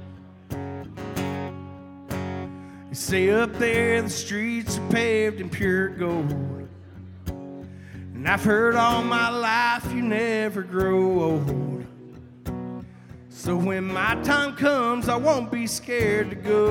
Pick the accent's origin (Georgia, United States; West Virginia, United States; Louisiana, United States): Georgia, United States; Hazlehurst; I'm from Hazelhurst, Georgia.